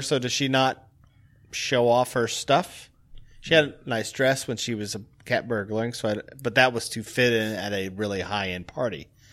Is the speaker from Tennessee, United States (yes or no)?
yes; Tennessee, United States; now in Chicago, United States; being from Tennessee